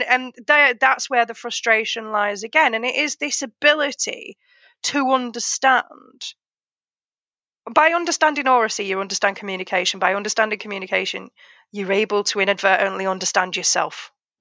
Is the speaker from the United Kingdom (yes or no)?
yes; North West England, United Kingdom; accent: Oldham; I've accepted that my accent is quite a mix. But when I am, like, in the car, for example, when there are certain moments, it goes very Oldham.